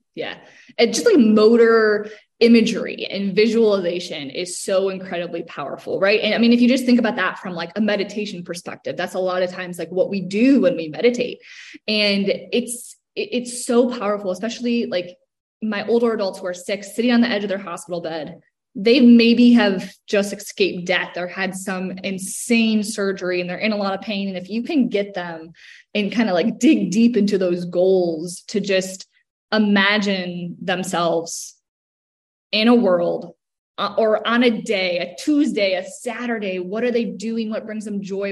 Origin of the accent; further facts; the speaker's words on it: Cleveland, Ohio, United States; moved away as an adult; now in Charlotte, United States; I'm from Cleveland, Ohio